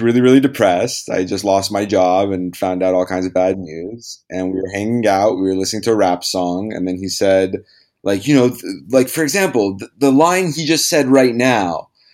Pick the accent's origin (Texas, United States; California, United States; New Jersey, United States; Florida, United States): California, United States; Los Angeles; I was born in Los Angeles